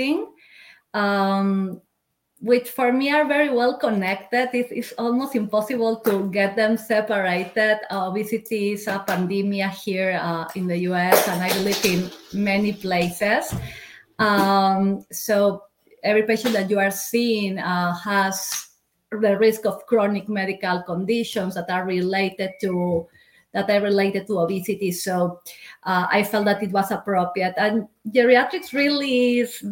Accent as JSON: {"language": "English", "country": "Peru", "moved": "as an adult", "lives_now": "United States", "said": "I am originally from Peru. I came to the US just 11 years ago, following the love of my life"}